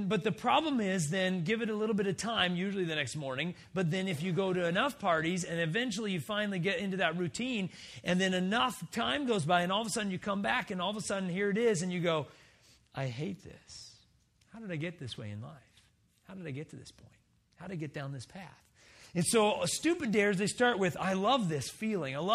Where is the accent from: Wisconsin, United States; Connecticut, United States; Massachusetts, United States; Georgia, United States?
Wisconsin, United States; we're all from Wisconsin, right? We live in Wisconsin